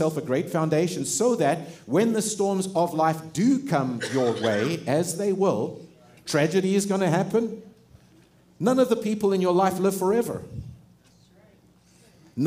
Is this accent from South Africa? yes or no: yes; South Africa; moved away; I grew up in South Africa.